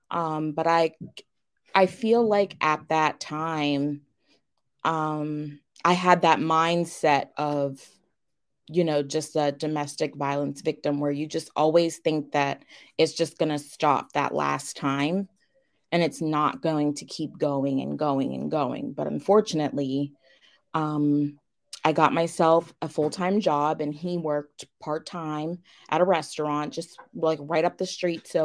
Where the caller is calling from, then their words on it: Pittsburgh, Pennsylvania, United States; I am coming from Pittsburgh, Pennsylvania.